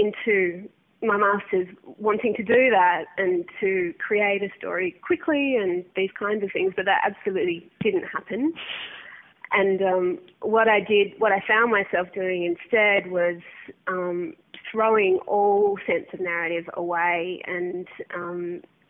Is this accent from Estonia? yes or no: no; Perth, Western Australia, Australia; also born or lived in Adelaide; now in Victoria, Australia; I'm from Perth